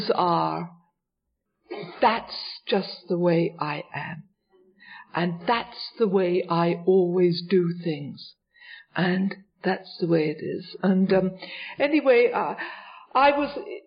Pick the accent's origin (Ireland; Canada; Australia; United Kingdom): United Kingdom; England; also born or lived in Richmond; now in New York, United States; when I was a young girl growing up in England, just before I came here